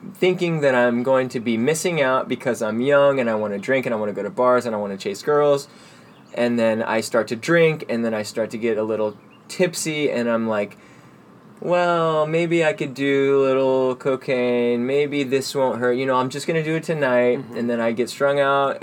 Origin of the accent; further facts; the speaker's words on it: Dallas, Texas, United States; now in Austin, United States; I grew up in Dallas, um, Dallas proper